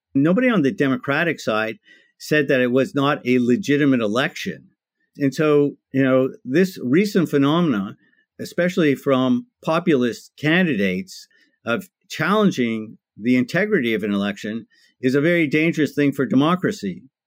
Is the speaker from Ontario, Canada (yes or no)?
yes; Toronto, Ontario, Canada; I'm one of those few people that are actually born and raised in Toronto, Ontario, Canada